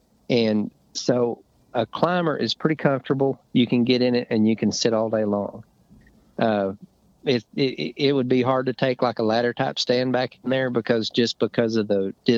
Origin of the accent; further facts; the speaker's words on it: Arkansas, United States; another friend that I grew up hunting with in Arkansas.